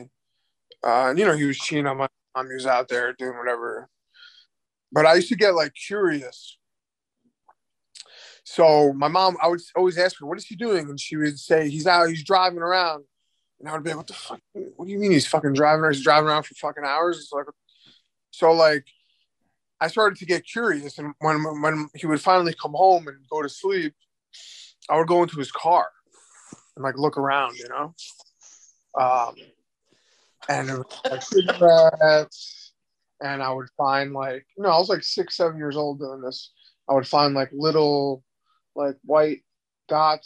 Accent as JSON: {"language": "English", "area": "Nassau County, Long Island, later Queens", "region": "New York", "country": "United States", "tie": "born or raised there", "said": "I grew up in, for the first half of my life, in Nassau County in Long Island"}